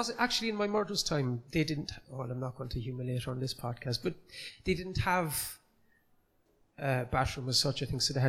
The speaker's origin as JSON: {"language": "English", "town": "Cork", "region": "Munster", "country": "Ireland", "tie": "born or raised there", "accent": "Cork", "said": "I am from Cork City. I grew up in Gronabrohr in the city"}